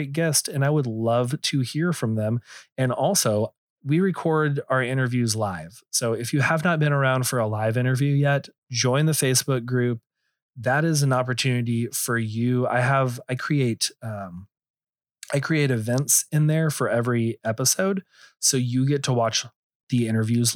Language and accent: English; Texas, United States; I'm from Texas and everything, but I kind of pride myself that I don't have a thick drawl